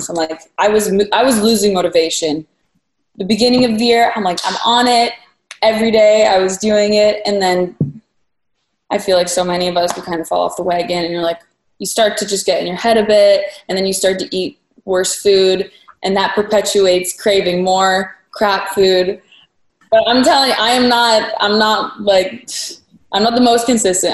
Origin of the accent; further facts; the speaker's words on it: Waterloo, Ontario, Canada; moved away as an adult; also born or lived in Toronto; now in Los Angeles, United States; I grew up in Waterloo. Yeah. Well, for anyone who doesn't know, it's an hour west of Toronto.